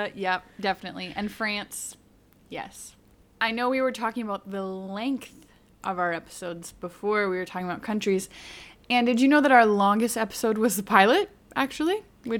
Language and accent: English; United States; we're both American, and I'm currently in the U.S.